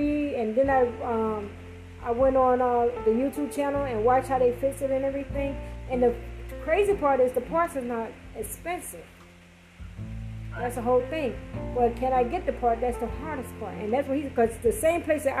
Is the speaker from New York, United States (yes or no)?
yes; New York, United States; moved away; I'm from New York